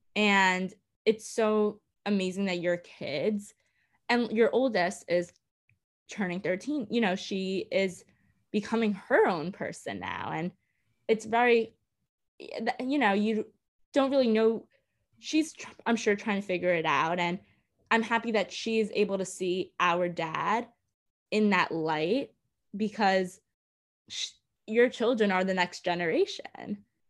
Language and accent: English; New York City, New York, United States; I grew up in Coney Island.